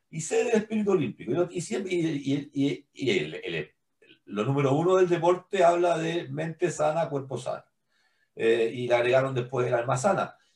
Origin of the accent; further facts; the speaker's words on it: Chile; creo que nosotros como comunidad chilena estamos haciendo un corazón abierto, abierto ahora.